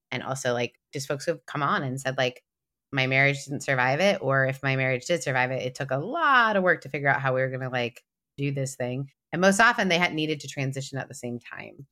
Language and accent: English; Canada; I'm Canadian